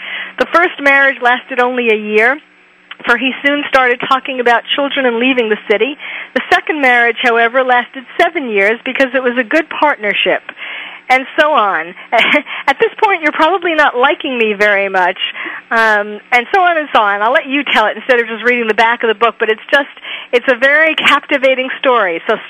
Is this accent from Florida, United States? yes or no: no; New York, United States; moved away; and I'm from New York, too, originally